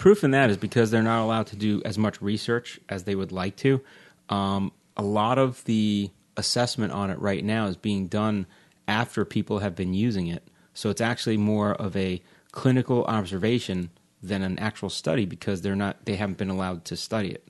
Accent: Long Island, New York, United States; moved away; I grew up in Long Island

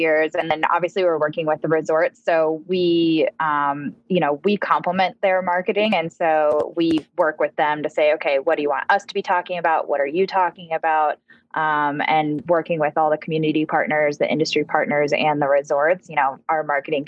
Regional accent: Oregon, United States; now in Utah, United States; I've never lived anywhere out west other than where I grew up in Oregon. I chose to move to Utah

